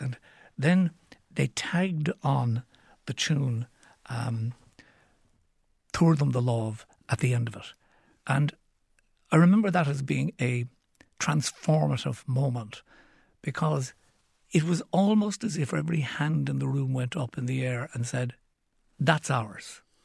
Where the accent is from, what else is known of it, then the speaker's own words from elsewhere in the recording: Cork, Munster, Ireland; when I was growing up in Cork City